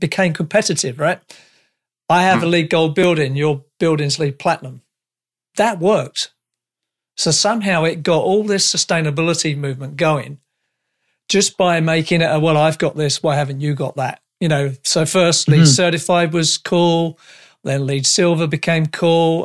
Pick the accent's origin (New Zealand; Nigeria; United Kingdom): United Kingdom; now in Canada; I'm a Brit